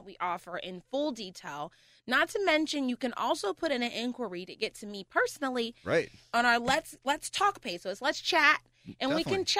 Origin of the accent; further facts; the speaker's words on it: Pittsburgh, Pennsylvania, United States; also born or lived in Murrysville, Pennsylvania; I was living in Murrysville, right in Murrysville. I'm a heart from the Pittsburgh girl. I graduated from Oakland Catholic